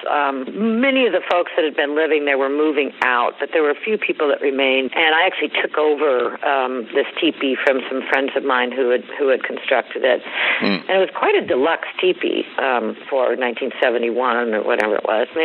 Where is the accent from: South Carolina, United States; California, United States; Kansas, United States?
California, United States; Northern; born or raised there